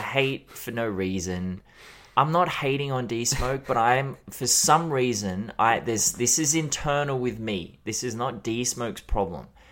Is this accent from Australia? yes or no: yes; Australia; as an Australian